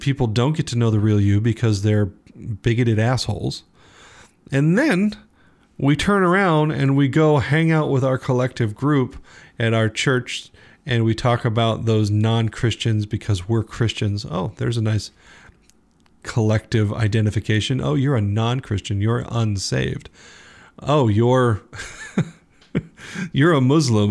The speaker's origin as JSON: {"language": "English", "country": "United States"}